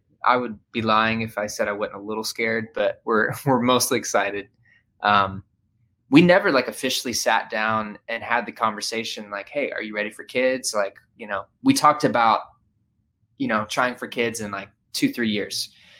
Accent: Murfreesboro, Tennessee, United States; I grew up right outside of Nashville, Tennessee. It's in a town called Murfreesboro, Tennessee. Just kind of a mid-sized town.

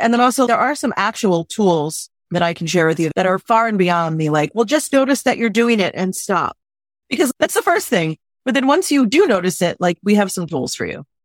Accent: New York City, New York, United States; I'm from New York City. I'm direct

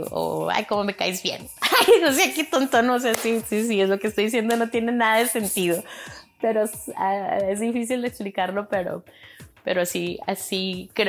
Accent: Chihuahua, Mexico; now in United States; Si es que me llegan a preguntar que soy mexicana, y ya les digo, ah, no, pues soy de Chihuahua.

